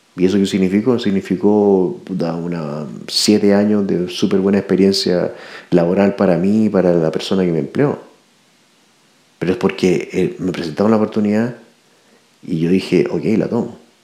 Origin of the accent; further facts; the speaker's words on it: Chile; nos pongan el, a prueba como chilenos